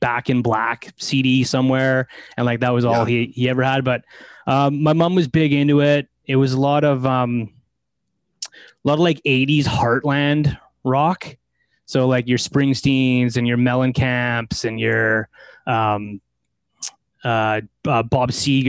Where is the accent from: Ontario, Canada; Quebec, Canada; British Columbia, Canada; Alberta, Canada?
British Columbia, Canada; Delta; born or raised there